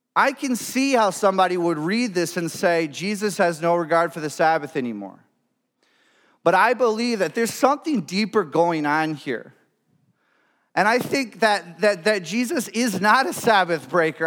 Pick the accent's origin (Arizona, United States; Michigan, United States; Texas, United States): Michigan, United States; moved away as an adult; now in Grand Rapids, United States; my hometown, uh, up north